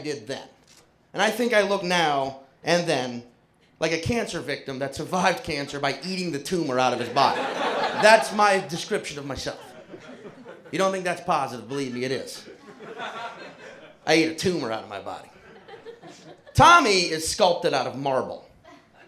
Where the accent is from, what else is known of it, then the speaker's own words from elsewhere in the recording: New Orleans, Louisiana, United States; I was born and raised in New Orleans, Louisiana.